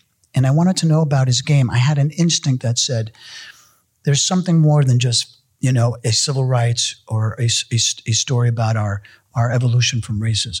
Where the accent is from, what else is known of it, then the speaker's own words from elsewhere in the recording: New York City, New York, United States; As a kid growing up in New York City, when as an Argentinian, as a Hispanic Jewish kid in New York City